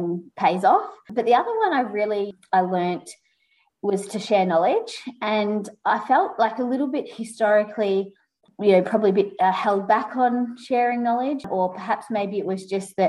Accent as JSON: {"language": "English", "area": "Mornington Peninsula", "region": "Victoria", "country": "Australia", "tie": "born or raised there", "said": "growing up on the Mornington Peninsula"}